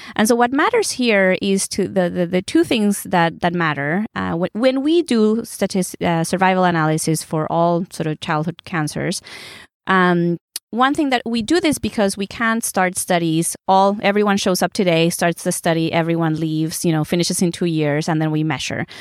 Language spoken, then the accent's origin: English; Mexico; moved away; My dad's German, my mom's Puerto Rican. I was born in Mexico.